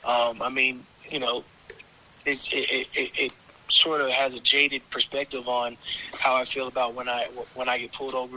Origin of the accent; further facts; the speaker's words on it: Arizona, United States; also born or lived in Minnesota; now in New Orleans, United States; Technically, I was born in Minnesota, but I'm from Arizona.